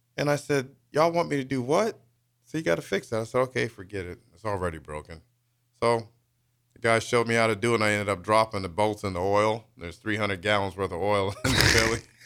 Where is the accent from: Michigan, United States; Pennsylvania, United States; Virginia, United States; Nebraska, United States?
Nebraska, United States; Lincoln; also born or lived in Wichita, Kansas / Topeka, Kansas; I did grow up here in Lincoln. I'm originally born in Wichita, lived in Topeka for a while.